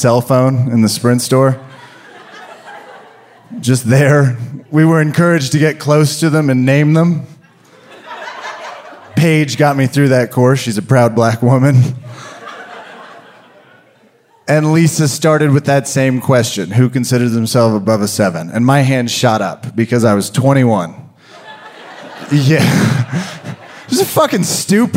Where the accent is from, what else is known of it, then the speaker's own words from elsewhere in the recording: Kansas, United States; I was raised in Kansas